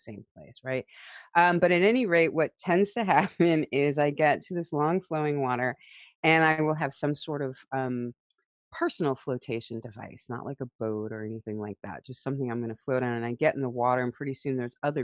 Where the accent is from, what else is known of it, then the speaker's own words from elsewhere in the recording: St. Louis, Missouri, United States; I grew up in St. Louis, Missouri, and a little bit rural when I was young, outside of St. Louis, Missouri, south of there.